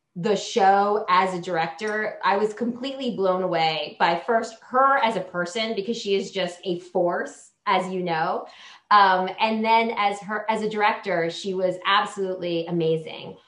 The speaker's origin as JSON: {"language": "English", "region": "Hawaii", "country": "United States", "tie": "born or raised there", "said": "I was born in Hawaii"}